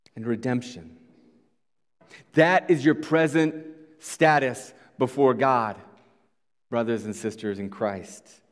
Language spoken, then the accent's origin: English; Iowa, United States; moved away; we come from Iowa.